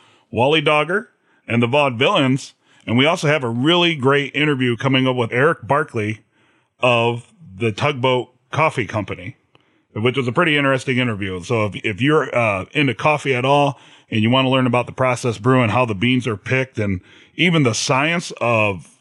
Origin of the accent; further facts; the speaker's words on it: Chicago, Illinois, United States; we're from Chicago